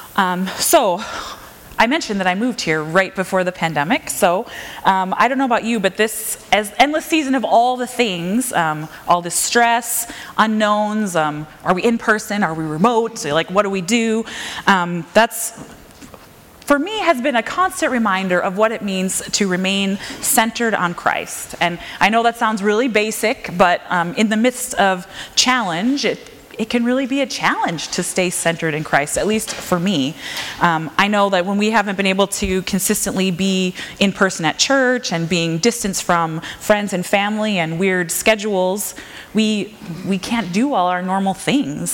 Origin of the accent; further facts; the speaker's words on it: Minnesota, United States; also born or lived in Calgary, Alberta, Canada; now in Washington, United States; I grew up in Minnesota, and I've gradually made this trek like up and over to this area